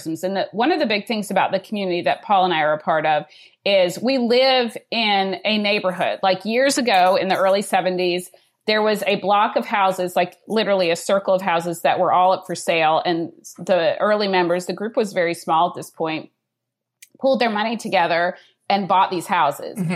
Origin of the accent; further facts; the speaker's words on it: Georgia, United States; I'm from Georgia